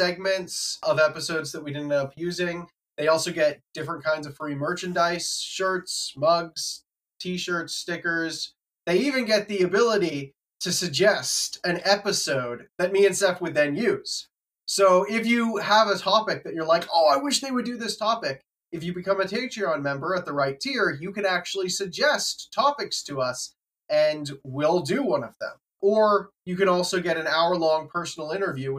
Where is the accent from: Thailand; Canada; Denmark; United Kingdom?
Canada; moved away as an adult; now in United States; I grew up in Canada, far away